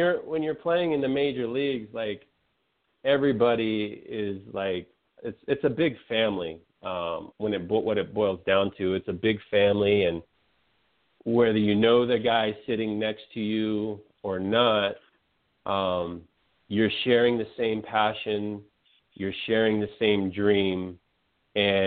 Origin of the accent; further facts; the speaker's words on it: San Francisco Bay Area, California, United States; now in Florida, United States; I grew up in the San Francisco Bay Area